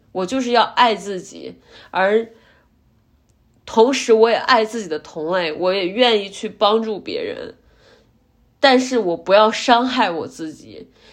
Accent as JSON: {"language": "Chinese", "town": "Zhumadian", "region": "Henan", "country": "China", "said": "我说我来自我们这个，不管是郑州也好，还是驻马店这样的 非常小的城市"}